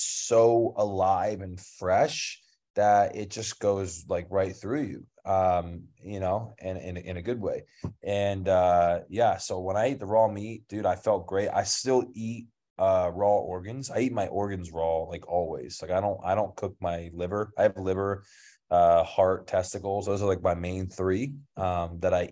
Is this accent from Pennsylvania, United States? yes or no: yes; King of Prussia, Pennsylvania, United States; moved away as an adult; also born or lived in Philadelphia; now in Bali, Indonesia; King of Prussia is where I'm from